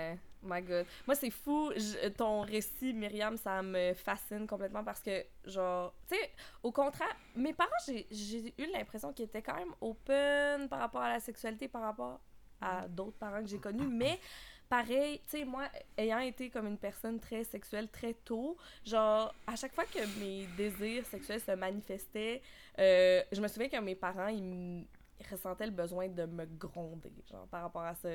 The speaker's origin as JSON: {"language": "French", "town": "Quebec City", "region": "Quebec", "country": "Canada", "tie": "born or raised there", "moved": "as an adult", "lives_now": "Montreal, Canada", "said": "j'ai grandi euh, à Québec majoritairement, mais ah, euh, j'habite à Montréal depuis maintenant bientôt six ans"}